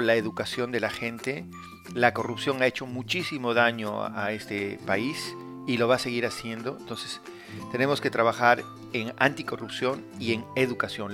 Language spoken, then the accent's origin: Spanish; Peru; En Perú